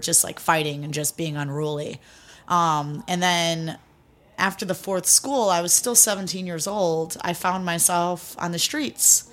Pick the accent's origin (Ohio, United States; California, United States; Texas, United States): Ohio, United States; Cleveland; also born or lived in Greece; I grew up in Cleveland, Ohio. Born in Cleveland, was raised in Greece for a little while with my grandparents, and then moved back to America, um, when I was young.